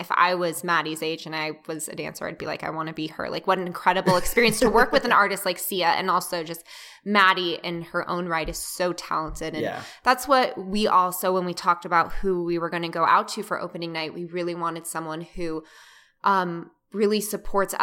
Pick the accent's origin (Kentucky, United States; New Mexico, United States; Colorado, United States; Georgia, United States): Colorado, United States; Denver; also born or lived in New York; now in Los Angeles, United States; I'm originally from Denver.